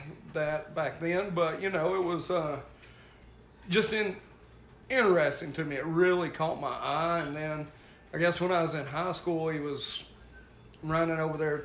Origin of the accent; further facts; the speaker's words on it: Ringgold, Georgia, United States; I grew up in Ringgold